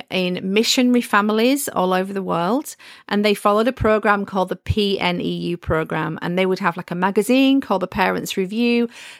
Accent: the north of England, United Kingdom; And I love history as well. And I'm from the North.

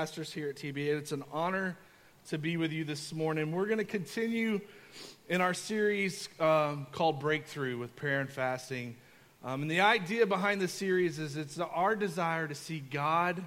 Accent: Kentucky, United States; I grew up in Kentucky, and I come from a family full of farmers.

